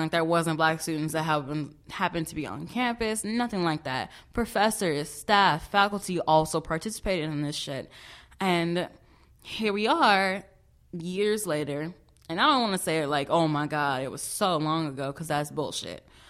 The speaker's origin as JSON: {"language": "English", "town": "Chicago", "region": "Illinois", "country": "United States", "moved": "as an adult", "lives_now": "Vermont, United States", "said": "I am from Chicago, no, not Chi Town or Chirac. I'm from the south side, yes, of Chicago"}